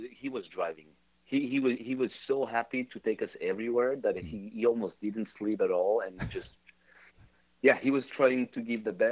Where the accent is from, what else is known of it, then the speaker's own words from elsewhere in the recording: Geneva, Switzerland; Oh, Geneva.